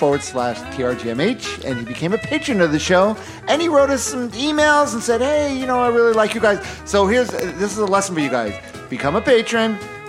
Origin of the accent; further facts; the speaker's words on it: New York, United States; I'm from New York.